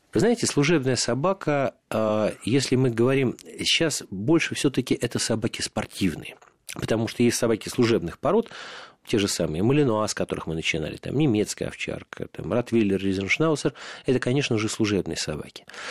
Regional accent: Moscow, Russia; я родился и вырос в Марина Роще

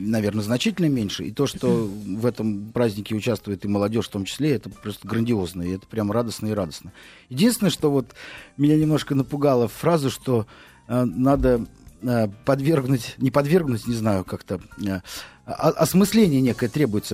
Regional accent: Moscow, Russia; мы, москвичи

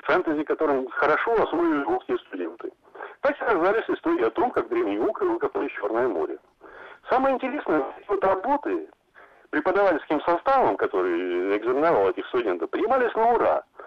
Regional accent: Lviv, Lviv Oblast, Ukraine; я сам родом со Львова

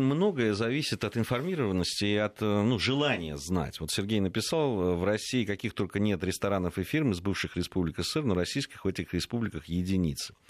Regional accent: Georgia; now in Russia; как этнический грузин, там проживающий, который долго жил и в Грузии, и знает ее историю, изучал просто в школе

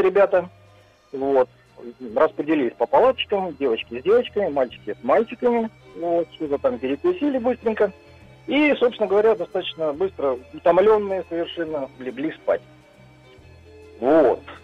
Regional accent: Arkhangelsk Oblast, Russia; now in Saint Petersburg, Russia; Я из Санкт-Петербурга, но э, родился и детство мое прошло в Архангельской области.

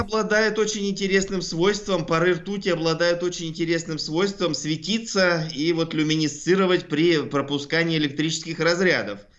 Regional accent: Altai Krai, Russia; я сам с Алтая

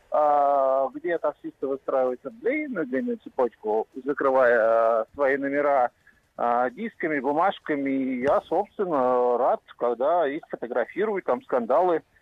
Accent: Moscow, Russia; мне приятно. 57 лет, я из Москвы.

